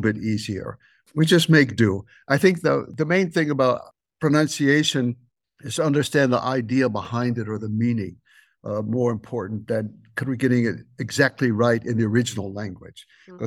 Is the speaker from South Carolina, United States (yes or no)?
yes; South Carolina, United States; moved away as an adult; also born or lived in St. Paul, Minnesota / Mongolia; now in Cambodia; I am from South Carolina, from the little town of Doesville, South Carolina